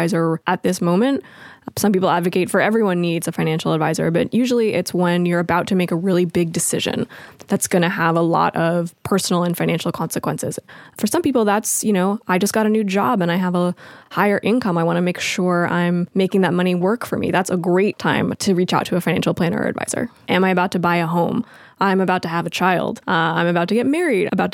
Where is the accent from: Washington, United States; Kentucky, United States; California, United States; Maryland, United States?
California, United States; Los Angeles; I grew up in Los Angeles